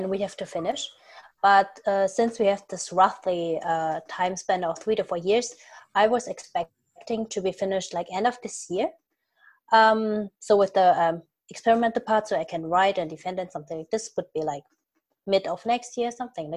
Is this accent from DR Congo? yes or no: no; Germany; moved away as an adult; also born or lived in Munich, Germany; now in New Haven, United States; I'm actually from Germany, so I started my PhD in Germany